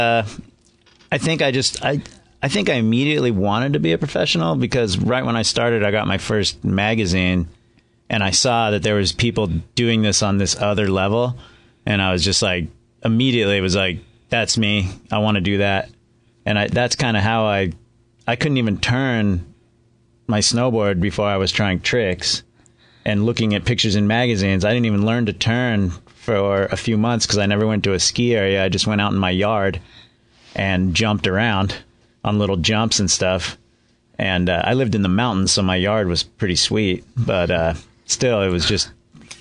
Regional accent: Alaska, United States; I grew up in Alaska

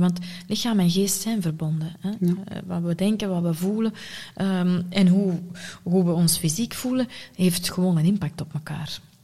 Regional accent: Sint-Niklaas, Flanders, Belgium; ik ben geboren en getogen in Sint-Niklaas

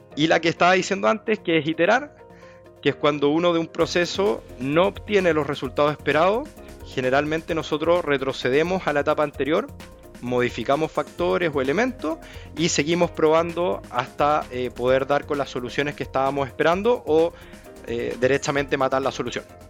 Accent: Concepción, Biobío, Chile; moved away as an adult; also born or lived in France; now in Santiago, Chile; yo soy de Concepción, nacido, criado, criado allá, estoy en Santiago desde el 2019

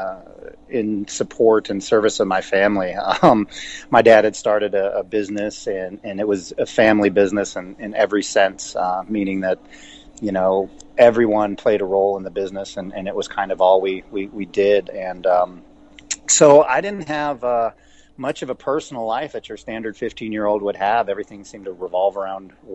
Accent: New York, United States; now in Colorado, United States; I am from New York.

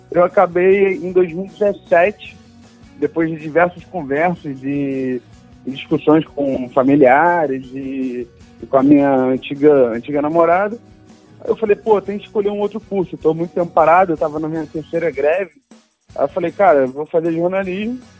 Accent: Rio de Janeiro, Brazil; Mas sou carioca, morador do, do, Rio de Janeiro sempre, né? A minha vida inteira.

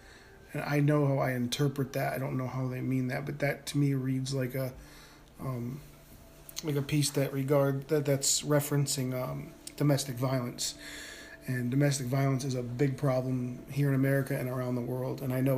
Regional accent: Northeast, United States; Okay, so I grew up in the Northeast, and, you know, so we used to go to the beach every year.

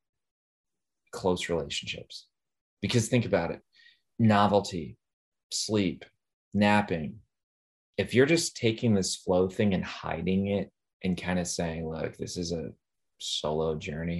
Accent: Midwest, United States; I'm from the Midwest

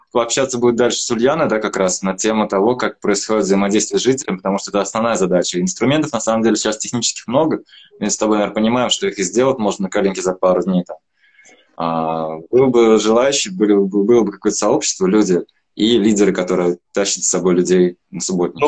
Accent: Troitamak, Bashkortostan, Russia; я сам из Тройтамака, из Башкирии

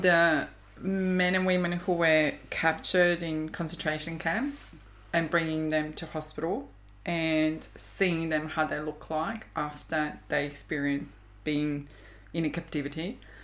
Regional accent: Zagreb, City of Zagreb, Croatia; moved away as an adult; now in Australia; I was in Zagreb, capital city where I was raised and born

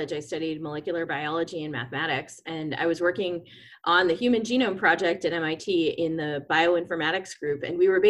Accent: Boston, Massachusetts, United States; moved away as an adult; now in San Francisco, United States; I grew up in Boston

